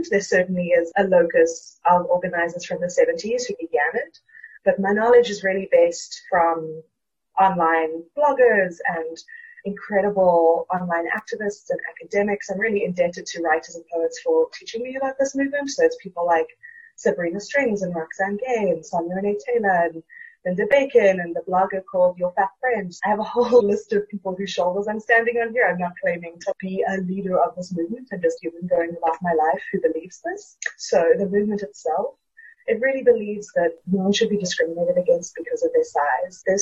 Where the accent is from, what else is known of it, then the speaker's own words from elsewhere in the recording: South Africa; moved away as an adult; now in Brooklyn, United States; I am a South African currently living in Brooklyn. I moved here for grad school